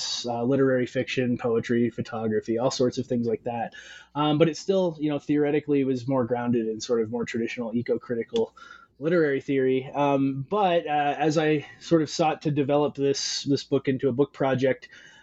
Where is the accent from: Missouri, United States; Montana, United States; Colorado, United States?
Montana, United States; Western; moved away as an adult; also born or lived in Arizona; I'm originally from Western Montana, and I grew up fly fishing, whitewater rafting, spending a lot of time around streams and water.